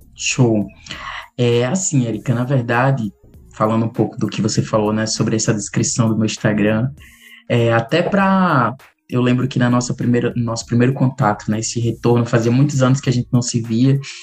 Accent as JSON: {"language": "Portuguese", "town": "Macau", "region": "Rio Grande do Norte", "country": "Brazil", "also_born_or_lived": "Guamaré, Rio Grande do Norte", "said": "eu sou do interior do Rio Grande do Norte, de Macau, né, nasci lá, depois fui morar em Guamaré"}